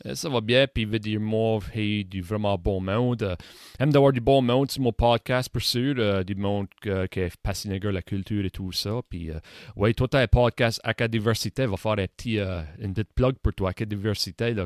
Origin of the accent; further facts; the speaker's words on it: Saint-Joseph, Nova Scotia, Canada; Moi, j'ai été élevé à Saint-Joseph. Hein, j'habite encore à Saint-Joseph.